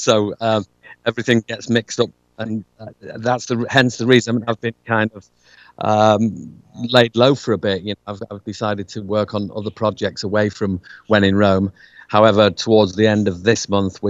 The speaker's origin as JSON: {"language": "English", "country": "United Kingdom"}